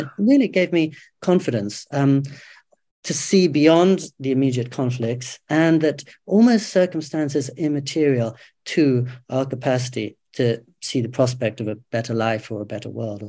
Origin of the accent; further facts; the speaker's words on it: England, United Kingdom; moved away as an adult; now in Japan; I'm older than you, but I had exactly that same experience growing up in England.